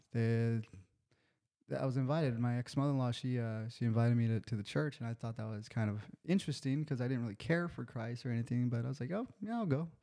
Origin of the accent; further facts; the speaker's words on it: National City, California, United States; I grew up in National City, California